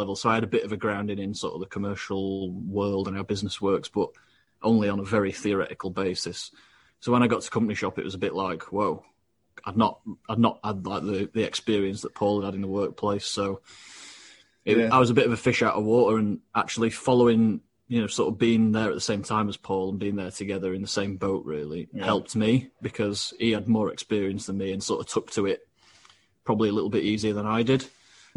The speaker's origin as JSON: {"language": "English", "town": "Doncaster", "region": "Yorkshire and the Humber", "country": "United Kingdom", "tie": "born or raised there", "said": "Born and bred in Doncaster"}